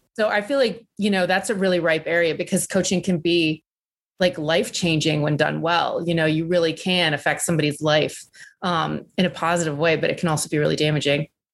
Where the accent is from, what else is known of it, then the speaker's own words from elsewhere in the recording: Southern Virginia, United States; when I was growing up in Southern Virginia